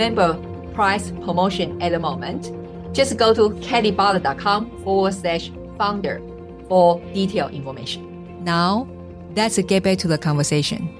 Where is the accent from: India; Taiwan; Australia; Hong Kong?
Taiwan; moved away; also born or lived in Switzerland; I'm originally from Taiwan. And I was born and raised